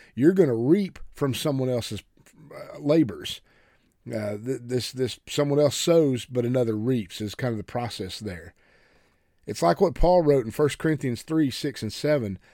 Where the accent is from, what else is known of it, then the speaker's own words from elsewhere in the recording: Oklahoma, United States; I come from farm ground. I come from Oklahoma and, and, and the old red dirt country